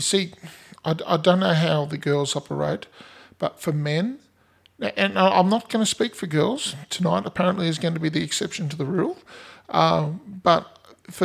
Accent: Australia; we're Australian

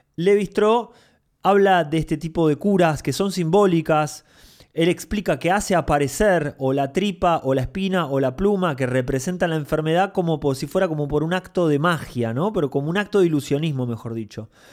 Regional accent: Mar del Plata, Buenos Aires Province, Argentina; Yo cuando era chico vivía en Mar del Plata

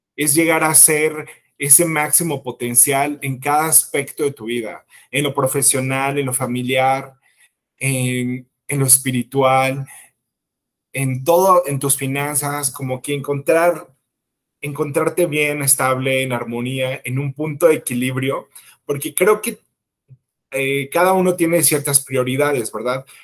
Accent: Mexico; yo soy un ciudadano mexicano

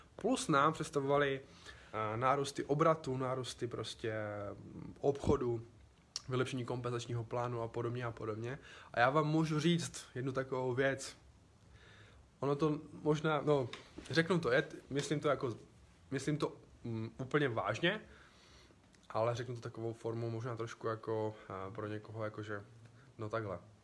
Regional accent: Czechia; všichni tři jsme z Česka

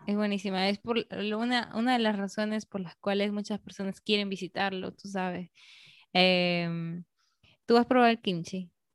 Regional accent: Peru; now in Dominican Republic; yo soy peruana, se nota que yo soy peruana

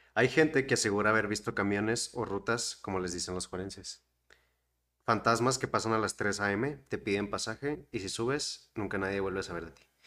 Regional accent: Chihuahua, Mexico; los que somos de aquí de Chihuahua y Ciudad Juárez, que está como a cuatro horas

